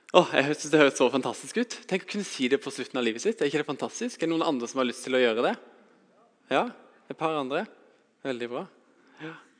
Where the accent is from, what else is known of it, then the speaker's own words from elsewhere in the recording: Vegårshei, Agder, Norway; Jeg har vokst opp på Vegårshei, på et lite småbruk